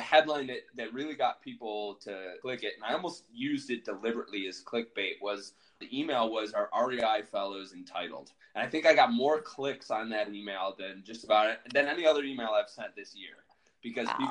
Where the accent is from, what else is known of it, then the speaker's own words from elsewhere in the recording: Buffalo, New York, United States; I'm from Buffalo, New York